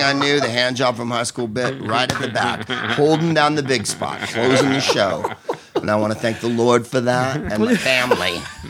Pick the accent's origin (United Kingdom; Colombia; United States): United States; San Carlos, California; I'm from San Francisco, so I'm San Carlos